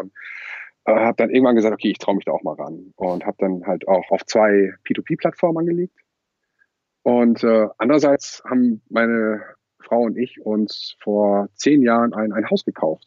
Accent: Lübeck, Schleswig-Holstein, Germany; now in Kiel, Germany; Ich ähm, bin Wahlkieler, aber gebürtiger Lübecker.

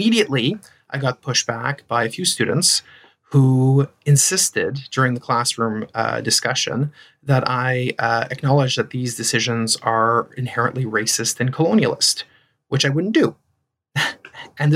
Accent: Ontario, Canada; first language French; English is a second language; I grew up in Ontario, actually, so I'm a Franco-Ontarian.

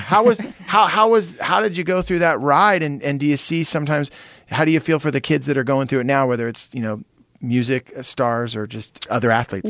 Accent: San Jose, California, United States; you and I grew up together in San Jose

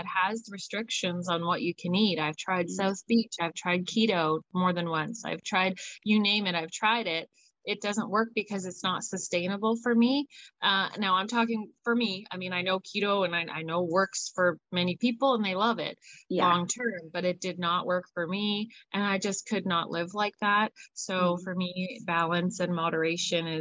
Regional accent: Hamilton, Ontario, Canada; also born or lived in Burlington, Ontario; now in Owen Sound, Canada; But I grew up in Burlington and Hamilton, which is really only about 45 minutes away from the border

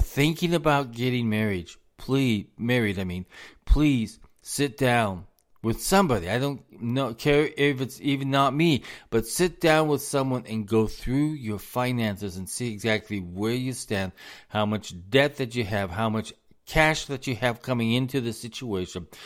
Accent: United States; us as the American people

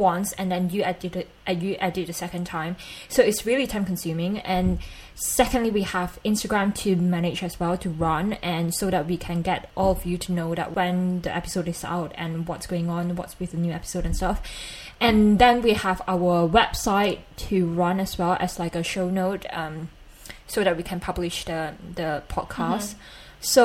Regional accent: Malaysia; accent: Malaysian; my Malaysian accent

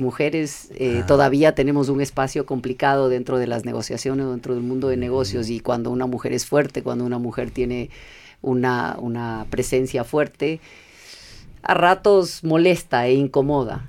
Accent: Ecuador; also born or lived in California, United States; yo nací en California, vine al Ecuador chiquita.

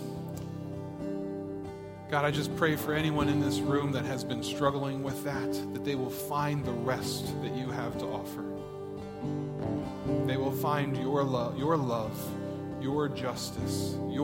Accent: United States; as an American

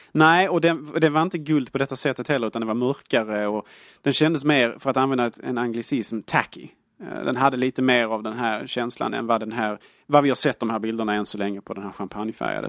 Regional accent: Sweden; Jag är svensk

